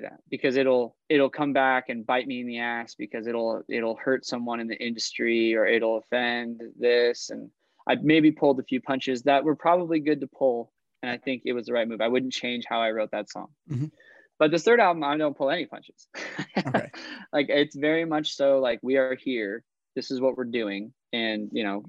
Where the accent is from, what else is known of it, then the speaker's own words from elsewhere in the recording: Idaho, United States; I'm from Idaho